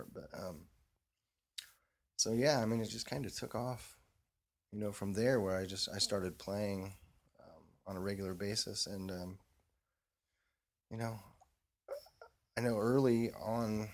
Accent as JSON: {"language": "English", "region": "Indiana", "country": "United States", "tie": "born or raised there", "said": "growing up in Indiana, you know, you go see shows at whatever the the big arena"}